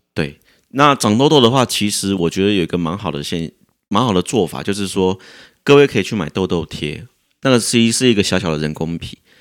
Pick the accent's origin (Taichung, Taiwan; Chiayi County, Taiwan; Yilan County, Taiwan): Taichung, Taiwan; 我在台中长大的